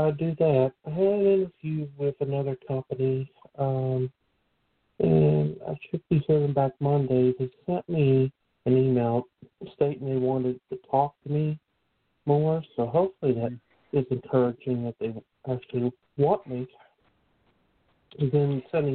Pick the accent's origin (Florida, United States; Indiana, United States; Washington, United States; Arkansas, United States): Florida, United States; Lakeland; I'm from Lakeland, so in the city of Lakeland